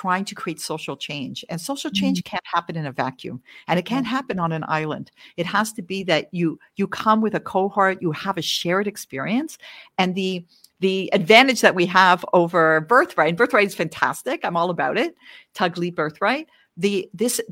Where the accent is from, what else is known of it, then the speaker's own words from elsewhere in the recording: Canada; also born or lived in Washington, D.C. area, United States; now in Israel; I'm Canadian. I'm originally Canadian